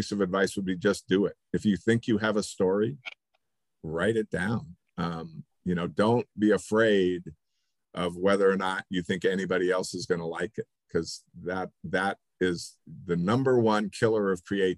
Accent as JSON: {"language": "English", "town": "Reno", "region": "Nevada", "country": "United States", "tie": "born or raised there", "moved": "yes", "lives_now": "Colorado Springs, United States", "said": "Growing up in Reno"}